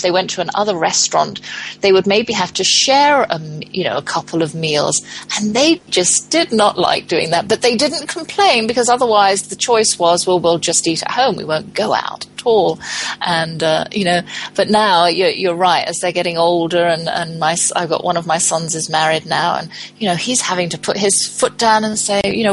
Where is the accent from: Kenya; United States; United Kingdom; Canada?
United Kingdom; England; moved away; I'm from England